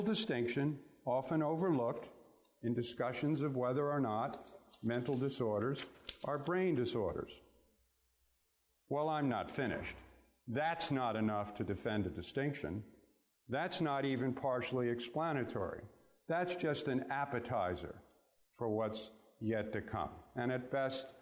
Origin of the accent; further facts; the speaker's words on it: New York City, New York, United States; I grew up in Brooklyn, New York.